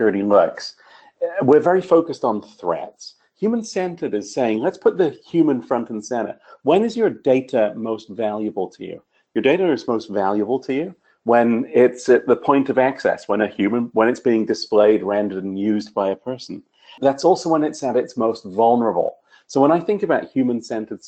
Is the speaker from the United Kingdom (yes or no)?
yes; United Kingdom; I'm a Brit